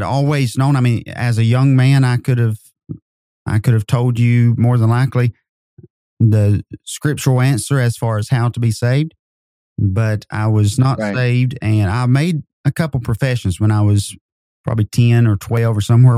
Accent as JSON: {"language": "English", "town": "North Wilkesboro", "region": "North Carolina", "country": "United States", "tie": "born or raised there", "also_born_or_lived": "Kentucky", "moved": "yes", "lives_now": "Madisonville, United States", "said": "I grew up in North Carolina. In North Wilkesboro, North Carolina. I was born there."}